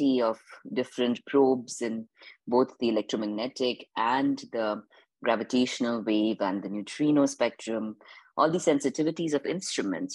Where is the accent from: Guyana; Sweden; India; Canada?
India; Indore, Madhya Pradesh; moved away as an adult; also born or lived in East Coast, United States; now in California, United States; I grew up in a village outside Indore called Manglia on a farm